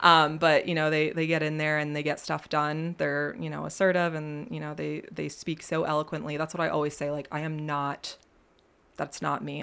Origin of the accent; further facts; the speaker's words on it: Millersburg, Pennsylvania, United States; I was born and raised in Millersburg, Pennsylvania